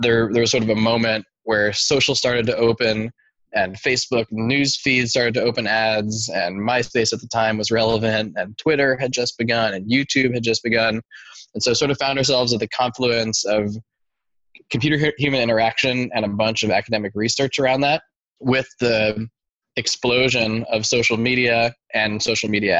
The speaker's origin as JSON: {"language": "English", "town": "Oakland", "region": "California", "country": "United States", "tie": "born or raised there", "said": "born and raised in the Bay Area, I have always been around tech land my whole life. Born in Oakland, went to middle school in Oakland, high school in Oakland"}